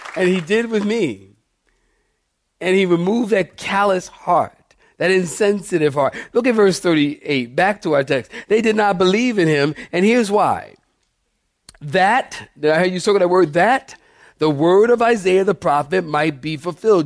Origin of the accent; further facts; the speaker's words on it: Philadelphia, Pennsylvania, United States; moved away; also born or lived in Camp Pendleton; I'm from Philadelphia.